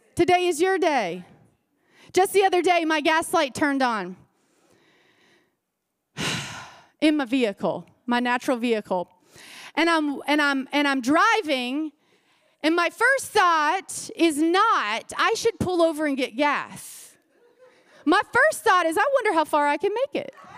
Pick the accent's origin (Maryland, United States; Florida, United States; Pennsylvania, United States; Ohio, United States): Florida, United States; I grew up in Florida